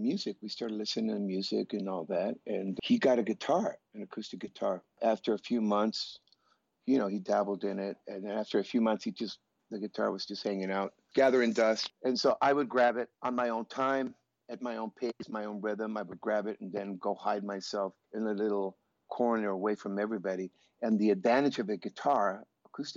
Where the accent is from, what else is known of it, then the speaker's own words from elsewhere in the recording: Tijuana, Baja California, Mexico; also born or lived in San Diego, California; I was born in San Diego, California, Southern California. And we went across the border when I was a few days old, and I grew up in Tijuana.